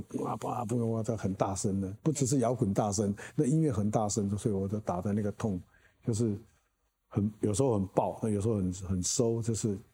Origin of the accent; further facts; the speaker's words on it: Taiwan; 我个人是在本土，土生土长的